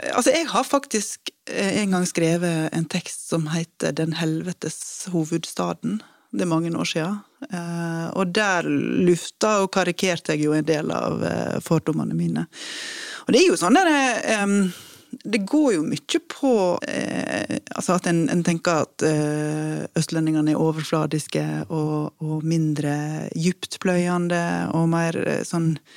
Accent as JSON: {"language": "Norwegian", "area": "Western Norway", "region": "Vestland", "country": "Norway", "said": "jeg er vestlending"}